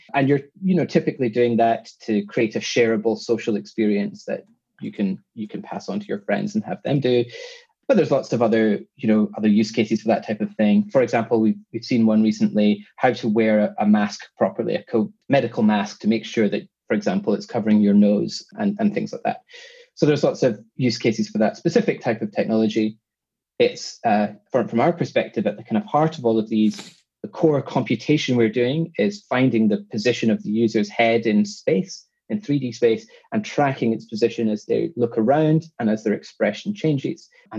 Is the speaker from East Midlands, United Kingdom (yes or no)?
no; Scotland, United Kingdom; accent: Scottish with London twang; now in London, United Kingdom; Well, I'm Scottish. I grew up in Scotland, but I've been living in London now for 10 plus years.